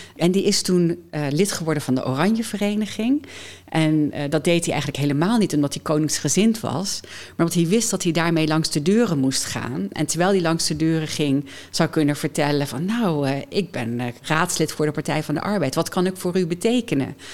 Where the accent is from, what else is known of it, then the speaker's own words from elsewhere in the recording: Doesburg, Gelderland, Netherlands; also born or lived in Amsterdam / United States; now in Nijmegen, Netherlands; Ik ben geboren in Doesburg